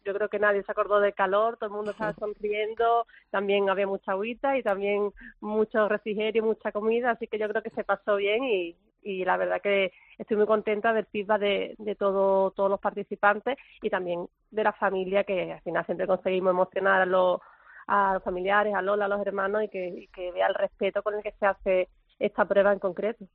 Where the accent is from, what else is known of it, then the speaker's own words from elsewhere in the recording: Valderrama, Andalusia, Spain; Valderrama, de, mi tierra